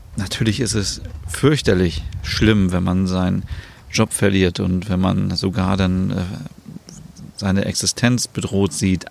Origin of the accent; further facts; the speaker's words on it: Germany; bei uns in Deutschland